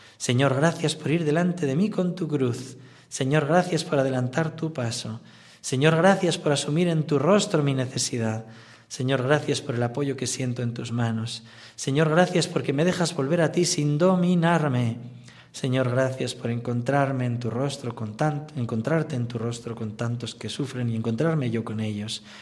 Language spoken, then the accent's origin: Spanish; Navarre, Spain; moved away; also born or lived in Talavera; soy navarro pero que me he hecho talaverano y rociero